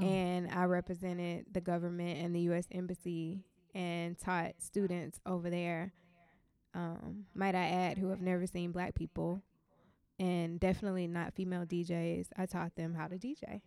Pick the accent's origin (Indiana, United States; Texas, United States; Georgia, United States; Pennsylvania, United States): Georgia, United States; Atlanta; I'm from Atlanta